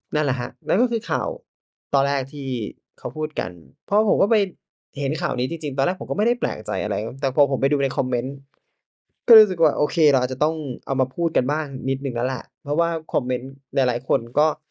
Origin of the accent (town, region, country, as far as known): Thailand